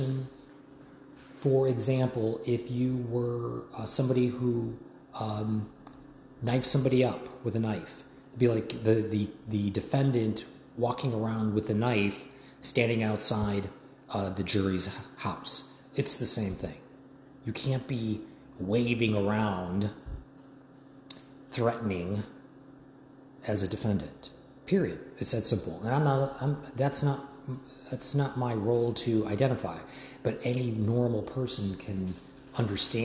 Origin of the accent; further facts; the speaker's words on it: United States; as an American